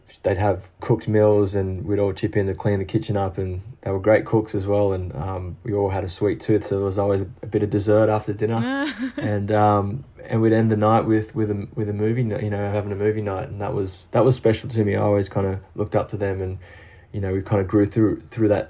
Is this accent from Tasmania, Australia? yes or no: no; Sydney, New South Wales, Australia; English is a second language; also born or lived in Brazil / Maroubra / Hillsdale; I was born and raised in Sydney